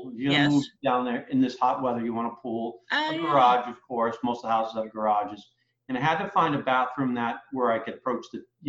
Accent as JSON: {"language": "English", "area": "just south of Boston", "region": "Massachusetts", "country": "United States", "tie": "born or raised there", "moved": "as an adult", "lives_now": "Southwest Florida, United States", "said": "I grew up in Massachusetts, just south of Boston. Okay. Born in Boston, but lived there as a kid, but moved around a little bit."}